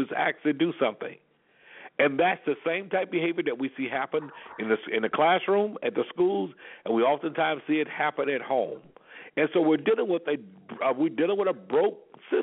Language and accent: English; Alabama, United States; I grew up in Alabama in the Deep South.